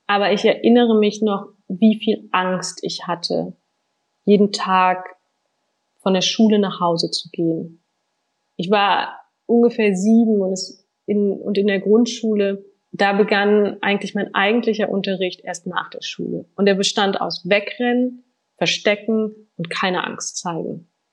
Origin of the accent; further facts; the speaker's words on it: Wernigerode, Saxony-Anhalt, Germany; Da bin ich fünf Jahre alt und lebe mit meiner Mutter, meinem Stiefvater und meiner kleinen Schwester in Wernigerode, einer Kleinstadt im Harz